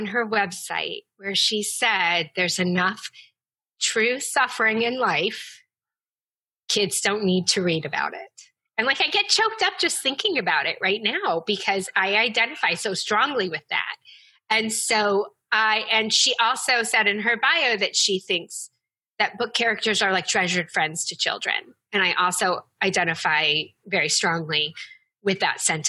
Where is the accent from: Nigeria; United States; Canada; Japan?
United States; the South; I grew up in the South